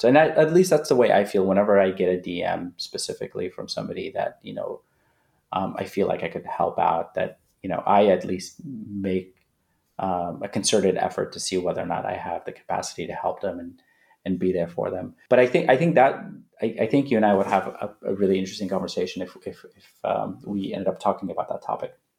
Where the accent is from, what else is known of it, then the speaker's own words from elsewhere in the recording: Manhattan Beach, California, United States; also born or lived in Afghanistan / India / Netherlands; some kid that I grew up with in Manhattan Beach